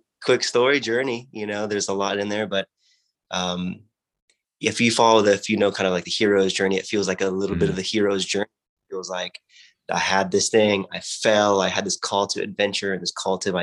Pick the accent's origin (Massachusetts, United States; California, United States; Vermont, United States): California, United States; Watsonville; I grew up in Watsonville, which is near Santa Cruz in California on the coast